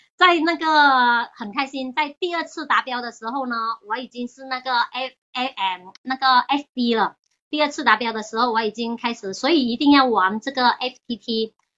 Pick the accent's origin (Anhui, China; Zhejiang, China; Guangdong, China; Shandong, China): Guangdong, China; Chaozhou; now in Hong Kong; 我家人是潮州人，我小时候在潮州